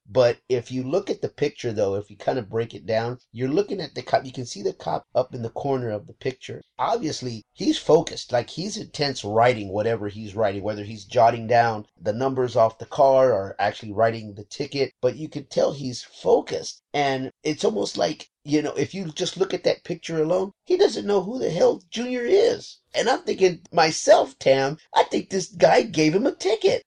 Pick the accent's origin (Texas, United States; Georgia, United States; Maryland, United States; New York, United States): Texas, United States; moved away as an adult; now in Southern California, United States; I'm from Texas myself, and I lived in Southern Texas for a long time